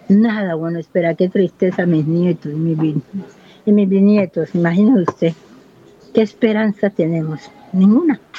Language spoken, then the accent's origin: Spanish; Buenaventura, Valle del Cauca, Colombia; Yo soy nacida y criada aquí en Buenaventura. Ah, he vivido en otras partes fuera de Buenaventura, pero yo soy de aquí, de Buenaventura. Yo nací en el barrio El Firme y me crié en el barrio Lleras.